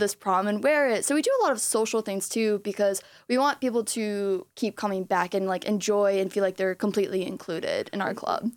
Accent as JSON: {"language": "English", "town": "Clinton Township", "region": "Michigan", "country": "United States", "also_born_or_lived": "East Lansing, Michigan", "said": "I'm from Clinton Township"}